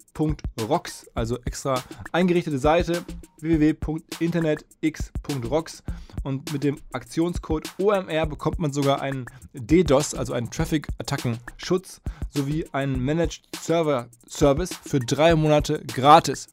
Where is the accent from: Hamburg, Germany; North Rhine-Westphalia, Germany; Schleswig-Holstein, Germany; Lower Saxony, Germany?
North Rhine-Westphalia, Germany; Essen; Ich komme aus Essen